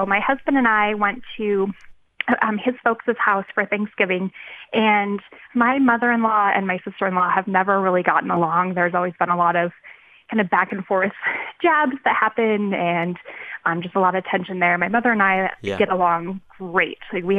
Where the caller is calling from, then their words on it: Denver, Colorado, United States; So I live in Denver, Colorado.